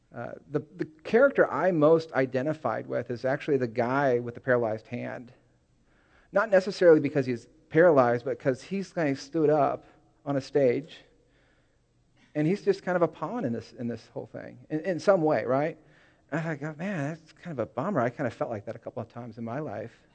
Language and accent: English; Seattle area, Washington, United States; born or raised there; moved away; also born or lived in California